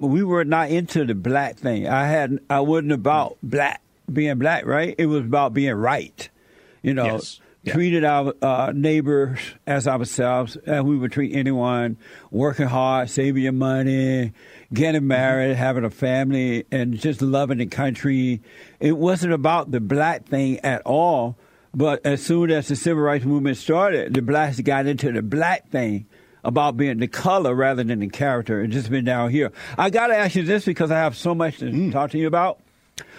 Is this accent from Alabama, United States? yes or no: yes; Alabama, United States; the people I grew up around in Alabama